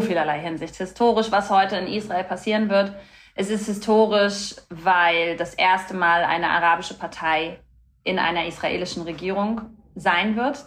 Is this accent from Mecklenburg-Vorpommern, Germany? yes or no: yes; Rostock, Mecklenburg-Vorpommern, Germany; moved away; also born or lived in Stralsund / Berlin; Ich bin in einer Stadt aufgewachsen, in zwei Städten, in Rostock und in Stralsund